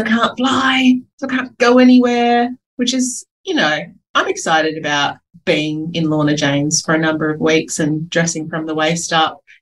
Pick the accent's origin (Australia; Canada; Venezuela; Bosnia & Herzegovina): Australia; Adelaide, South Australia; I am from Adelaide